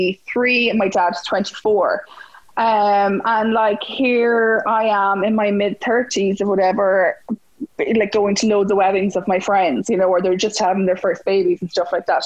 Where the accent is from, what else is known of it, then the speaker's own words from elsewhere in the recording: Mullingar, Westmeath, Ireland; also born or lived in Dublin; I'm originally from Mullingar